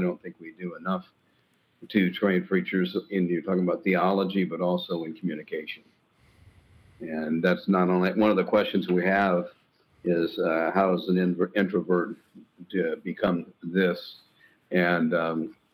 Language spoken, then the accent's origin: English; Indiana, United States; moved away as an adult; also born or lived in Minnesota; now in Tennessee, United States; Indiana was where I grew up